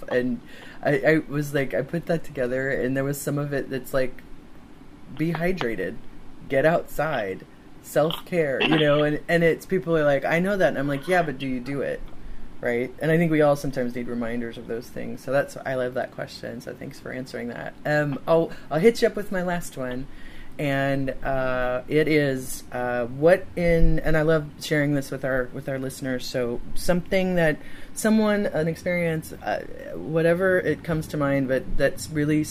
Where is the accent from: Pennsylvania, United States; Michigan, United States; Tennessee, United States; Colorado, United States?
Michigan, United States; also born or lived in West Coast / Texas; now in Los Angeles, United States; I am from Michigan.